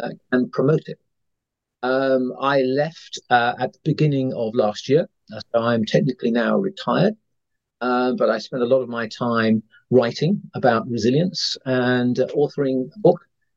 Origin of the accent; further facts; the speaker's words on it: United Kingdom; probably tell from my accent, I'm a Brit